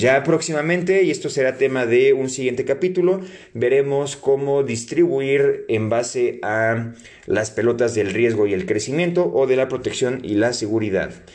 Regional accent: Mexico; como mexicanos

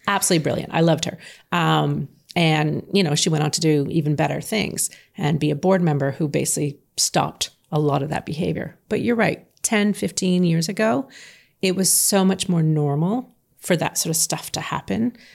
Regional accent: Canada; I'm from Canada

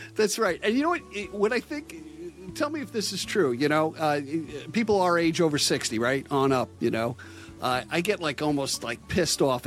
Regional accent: Long Island, New York, United States; I'm from Long Island.

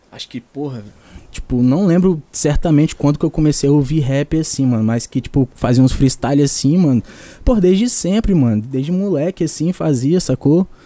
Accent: Vila Velha, Espírito Santo, Brazil; Sou daqui, mano. Nascido e criado aqui em Vila Velha mesmo.

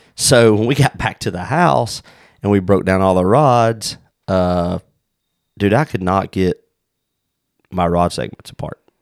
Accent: South Carolina, United States; moved away; the rivers we grew up in down in South Carolina

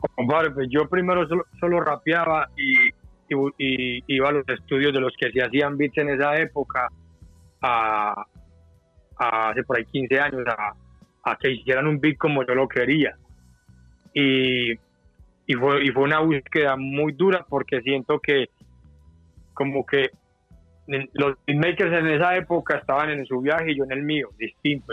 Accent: Colombia

